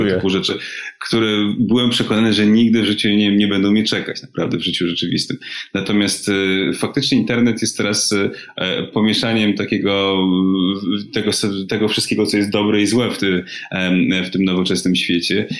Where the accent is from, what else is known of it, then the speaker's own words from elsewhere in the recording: Warsaw, Masovian Voivodeship, Poland; moved away as an adult; jesteśmy z Warszawy